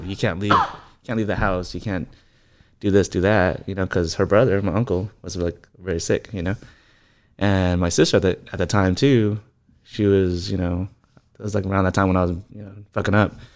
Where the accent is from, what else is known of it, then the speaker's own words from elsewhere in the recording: Riverside, California, United States; I was born in Riverside. I mean, lived there my whole life.